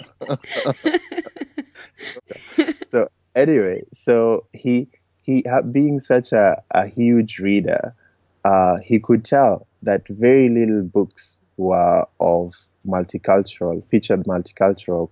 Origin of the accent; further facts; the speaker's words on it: Kenya; moved away as an adult; also born or lived in United States; I was born and raised in Kenya. I traveled to the US for college.